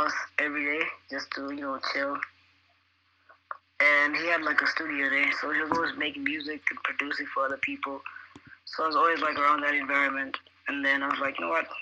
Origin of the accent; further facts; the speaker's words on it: Malawi; I'm a producer from Malawi